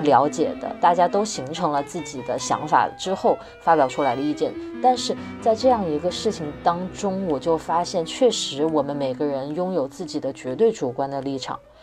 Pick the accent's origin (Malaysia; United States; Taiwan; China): China; Wuhan, Hubei; moved away; 其次我是武汉人，所以我的圈子里有大量的武汉人在讲武汉当地在发生什么